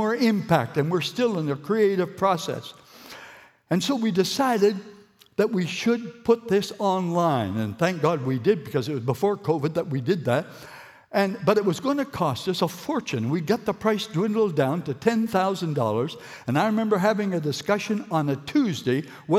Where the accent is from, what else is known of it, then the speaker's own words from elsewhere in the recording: Moncton, New Brunswick, Canada; I've been brought up here